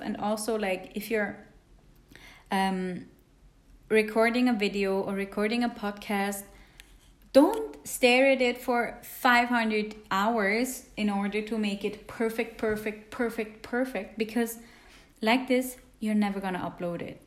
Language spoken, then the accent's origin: English; Switzerland; English is a second language; also born or lived in India; I'm from Switzerland because Swiss usually have a bit weird accents when they speak English.